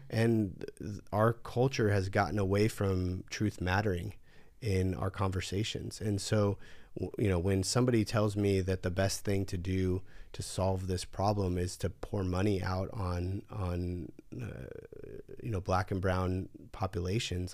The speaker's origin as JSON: {"language": "English", "region": "California", "country": "United States", "tie": "born or raised there", "said": "growing up in California"}